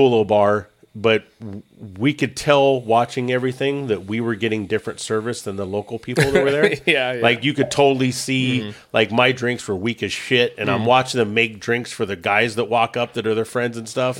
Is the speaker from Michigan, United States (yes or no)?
no; Oxnard, Ventura, Southern California, United States; we're from a little town, you know, Oxnard, Ventura, out in Southern California.